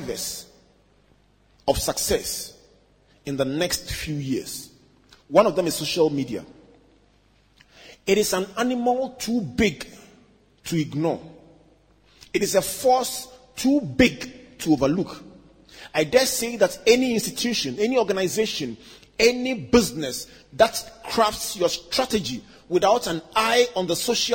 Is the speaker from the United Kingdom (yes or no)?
no; Takoradi, Western Region, Ghana; When we were children growing up in Takoradi